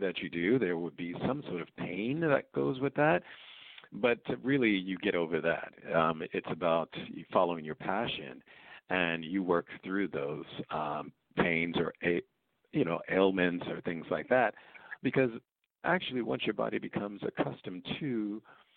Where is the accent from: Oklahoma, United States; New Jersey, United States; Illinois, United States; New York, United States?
New York, United States; New York City; I grew up in Queens, New York